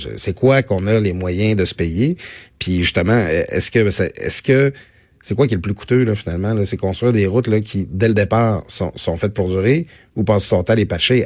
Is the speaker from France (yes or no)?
no; Métabetchouan-Lac-à-la-Croix, Quebec, Canada; étant natif de Métabetchouan, je me, je me trouve souvent dans la belle ville de Saguenay. Je, le dis pas souvent que je viens du Lac-Saint-Jean